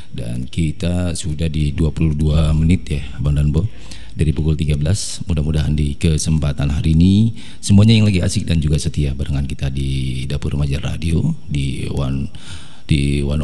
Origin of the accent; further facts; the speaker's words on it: Depok, West Java, Indonesia; Kalau orang kita tuh orang Depok itu kan orang suka singkat, nggak pakai M, ya ngapain?